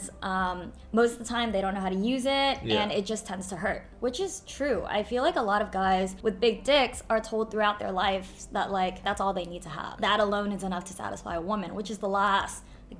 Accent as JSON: {"language": "English", "town": "Houston", "region": "Texas", "country": "United States", "tie": "born or raised there", "also_born_or_lived": "Philadelphia", "moved": "as an adult", "said": "So I grew up in Houston, Texas, and then I went to school in Philadelphia"}